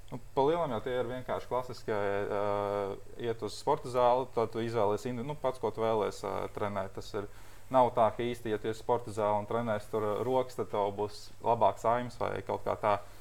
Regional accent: Latvia; mēs esam pieci latvieši

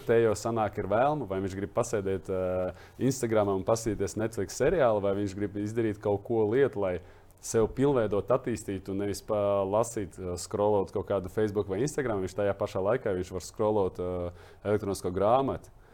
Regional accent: Latvia; es jau uzreiz piedzimu Latvijā.

